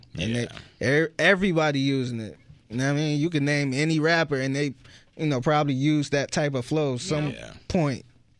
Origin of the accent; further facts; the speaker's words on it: Cleveland, Ohio, United States; moved away; I told him I was from Cleveland.